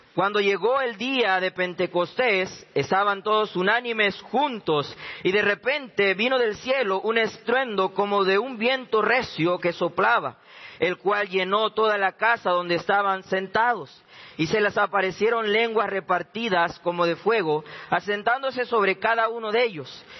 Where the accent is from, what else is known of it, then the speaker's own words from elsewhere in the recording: Panama; moved away as an adult; now in Jujuy, Argentina; soy este, de Panamá